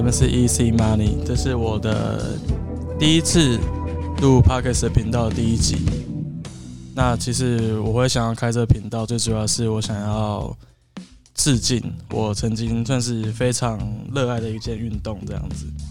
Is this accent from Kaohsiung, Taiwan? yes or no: yes; Kaohsiung, Taiwan; 我跟他，我们都是高雄人